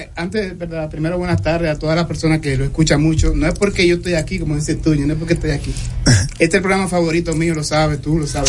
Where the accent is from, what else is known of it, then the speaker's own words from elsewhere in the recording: Dominican Republic; yo soy dominicano